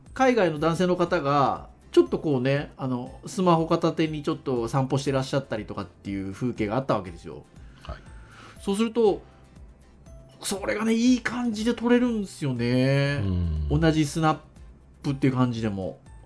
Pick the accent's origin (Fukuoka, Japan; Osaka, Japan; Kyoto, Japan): Fukuoka, Japan; Kurume; 実家は確かに久留米なんですけど